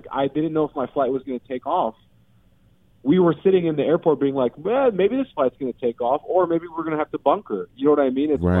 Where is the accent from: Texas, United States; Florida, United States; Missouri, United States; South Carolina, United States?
Missouri, United States; St. Louis; also born or lived in Kuwait; yeah, I was born in St. Louis, Missouri, right? I lived between Kuwait and St. Louis my whole life due to wars, the original Gulf War, family following opportunity because my parents were refugees